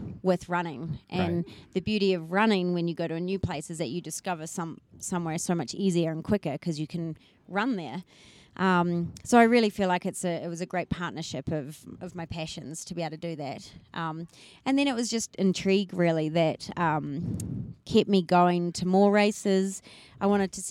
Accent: New Zealand; also born or lived in Papua New Guinea; I'm from New Zealand. I, grew up with a very outdoorsy family.

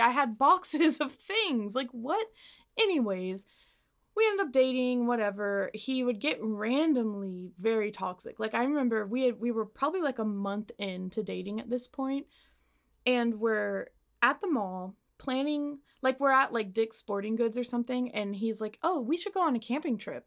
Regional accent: Arlington, United States; I got to my hometown

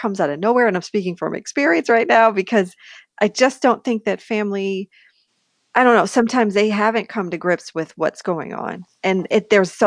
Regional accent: Buffalo, New York, United States; moved away; I am originally from Buffalo, New York

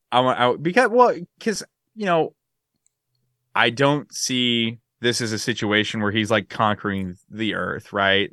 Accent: West Coast, United States; moved away; I'm from the West Coast

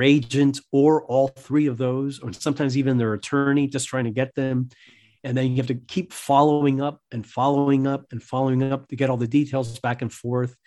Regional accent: Miami, Florida, United States; I was born in Miami. my parents were Cuban immigrants

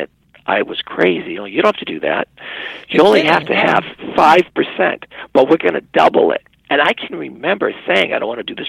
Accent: United States; as an American

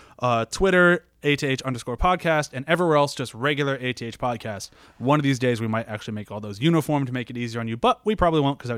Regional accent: United States; I'm going to stick to my guns because I'm an American.

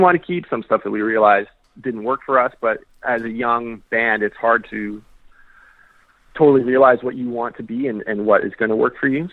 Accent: Saskatoon, Saskatchewan, Canada; we're from Saskatoon

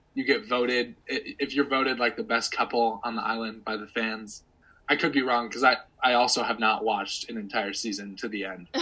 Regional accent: United States; an American

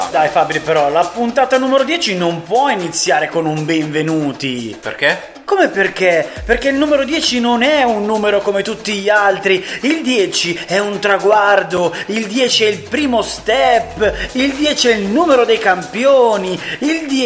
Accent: Bari, Apulia, Italy; niente, sono di Bari, di Bari.

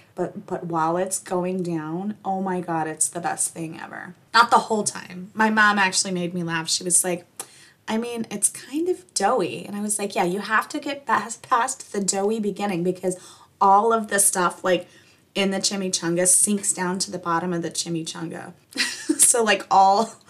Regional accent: New Mexico, United States; moved away; I'm from New Mexico

